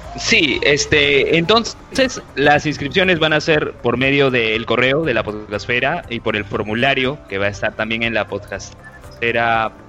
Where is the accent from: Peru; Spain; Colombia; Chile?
Peru; los podcasts que hay en mi país